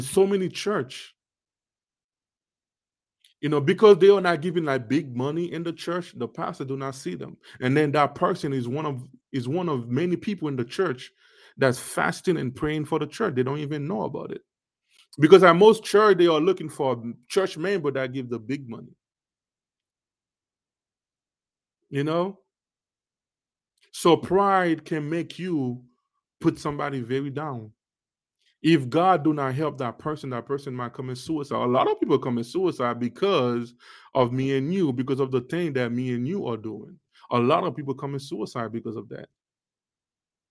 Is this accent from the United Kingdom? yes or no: no; Haiti; now in United States; Us Haitian, right? There is a lot of us. We actually was born in Haiti. We grew up in Haiti.